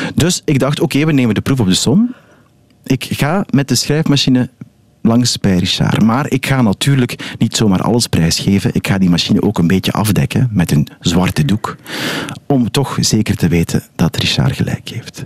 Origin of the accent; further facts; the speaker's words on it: Ghent, Flanders, Belgium; ik ben een Gentenaar